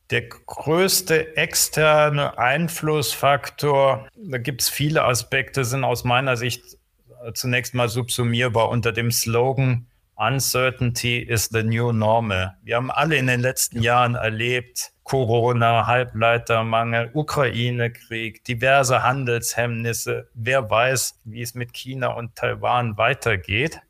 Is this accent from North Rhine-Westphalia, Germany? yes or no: no; Trier, Rhineland-Palatinate, Germany; moved away; also born or lived in Aachen / Bavaria; Geboren in Trier, Rheinland-Pfalz, kein waschechter Bayer, wie man sicherlich hört.